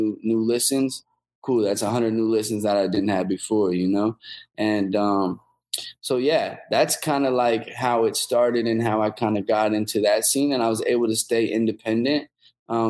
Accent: Omaha, Nebraska, United States; go back home to Omaha

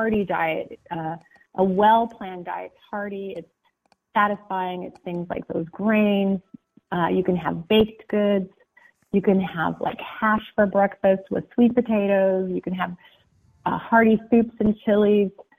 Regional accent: Pacific Northwest, United States; I was raised in the Pacific Northwest in the country

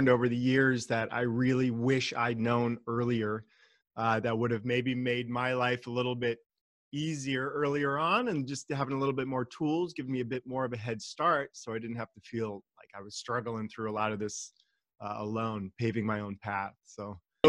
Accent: California, United States; also born or lived in Germany / Austria; I was born and raised in California, and the majority of my life has been here

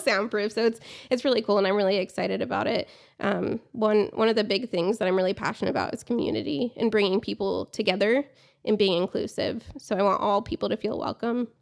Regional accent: Columbus, Ohio, United States; moved away as an adult; now in Amarillo, United States; born and raised in Columbus, Ohio

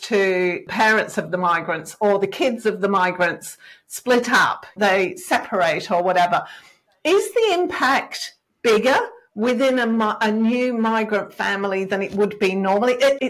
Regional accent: England, United Kingdom; moved away as an adult; now in Australia; I'm from England originally.

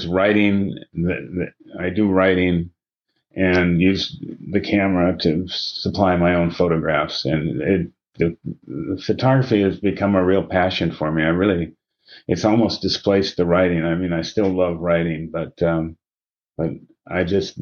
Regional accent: Seattle, Washington, United States; also born or lived in Minneapolis, Minnesota; I'm a Pacific Northwest native. I was born in Minneapolis, but grew up in Seattle.

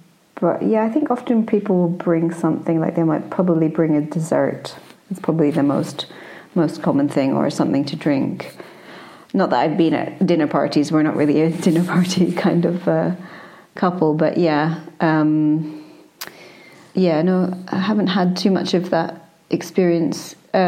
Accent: Scotland, United Kingdom; first language en; obviously it's my first language, and I teach the language, and I've had even though I'm Scottish, I've had a very kind of elite type education.

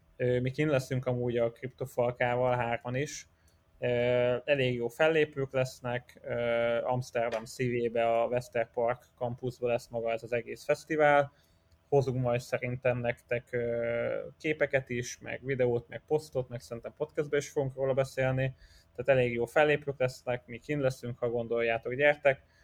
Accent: Hungary

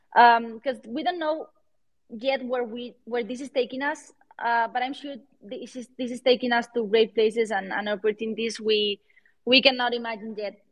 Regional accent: Valencia, Valencian Community, Spain; accent: Spanish; English is a second language; also born or lived in London / Miami / Switzerland; now in Madrid, Spain; I'm from Valencia, but I live in, in Madrid.

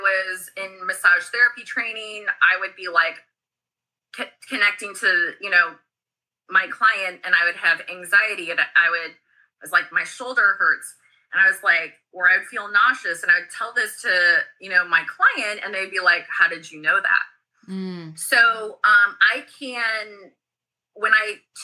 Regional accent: Missouri, United States; I'm from the Midwest, like I'm from, you know, Missouri

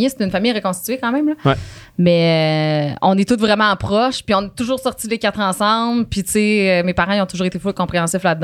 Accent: Saguenay, Quebec, Canada; moi, je viens de Saguenay

